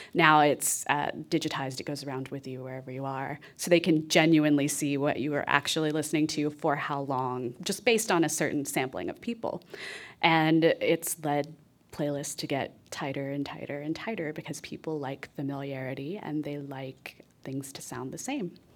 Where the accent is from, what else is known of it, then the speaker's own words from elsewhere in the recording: Texas, United States; I grew up in Texas